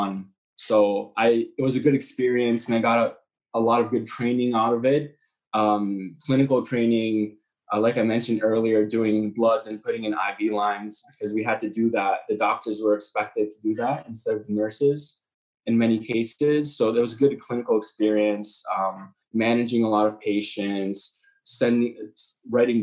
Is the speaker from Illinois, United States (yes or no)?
yes; Chicago, Illinois, United States; moved away as an adult; also born or lived in Kraków, Poland; now in Poland; I'm from Chicago, so that's how I obviously know Matt and Peter. Born in Chicago, I went did my undergrad at Northwestern.